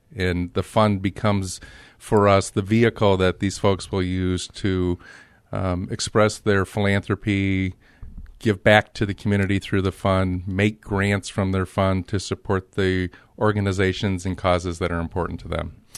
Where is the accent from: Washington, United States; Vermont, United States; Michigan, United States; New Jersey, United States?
Michigan, United States; Grand Rapids; also born or lived in Detroit; my childhood was spent in Grand Rapids